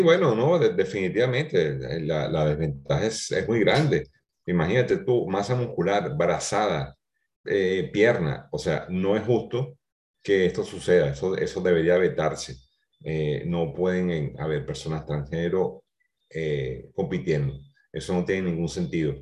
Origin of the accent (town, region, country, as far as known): Venezuela